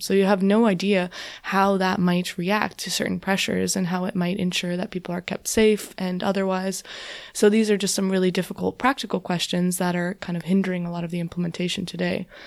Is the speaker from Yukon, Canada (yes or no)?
no; southwestern Ontario, Canada; I grew up in, in Canada, in southwestern Ontario